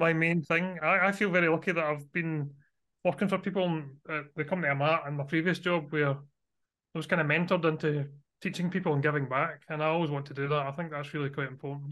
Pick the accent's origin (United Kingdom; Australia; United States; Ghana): United Kingdom; Scotland; you might be able to guess from my accent, I am from Scotland, so I live near Glasgow in Scotland.